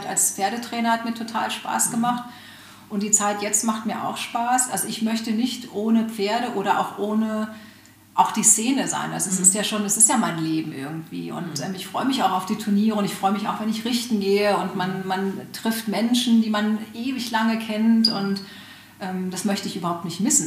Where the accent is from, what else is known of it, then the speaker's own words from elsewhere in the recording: Hanover, Lower Saxony, Germany; moved away; also ich bin aus Hannover ursprünglich